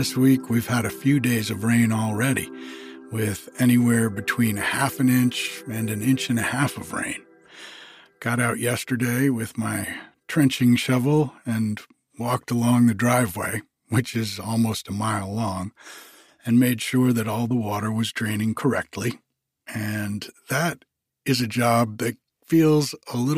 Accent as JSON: {"language": "English", "region": "Rhode Island", "country": "United States", "tie": "born or raised there", "moved": "yes", "said": "I grew up back in Rhode Island"}